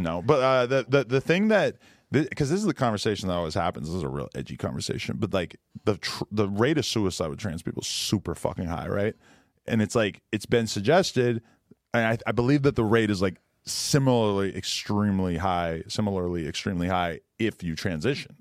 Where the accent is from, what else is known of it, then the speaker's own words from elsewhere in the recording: Boston, Massachusetts, United States; I'm from the Boston area.